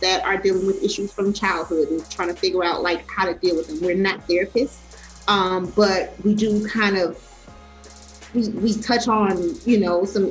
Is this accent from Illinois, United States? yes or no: yes; Chicago, Illinois, United States; I'm from Chicago, mother of four